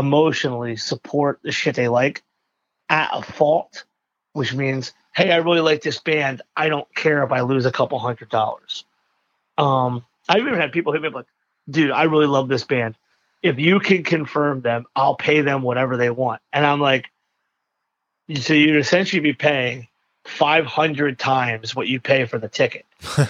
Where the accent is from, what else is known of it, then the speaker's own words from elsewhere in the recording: Philadelphia, Pennsylvania, United States; No, I was born in a hospital called St. Mary's, which was in the neighborhood of Fishtown.